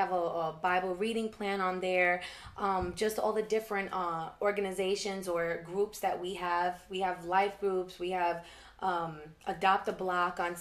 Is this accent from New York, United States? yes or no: yes; New York City, New York, United States; I'm from Queens